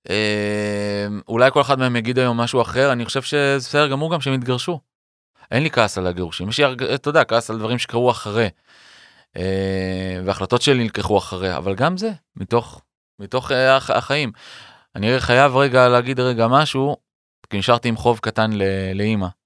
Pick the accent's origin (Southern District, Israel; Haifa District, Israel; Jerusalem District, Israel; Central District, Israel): Southern District, Israel; Beersheba; born there; also born or lived in Ramat Aviv / Arad / Lotem / Metzuba; ונולדתי בסורוקה בבאר שבע, וששם נקודת הפתיחה של חיי, ו... ורמת אביב ג', וערד, והפנימייה, וקיבוץ לוטם ומצובה בצפון, ותל אביב.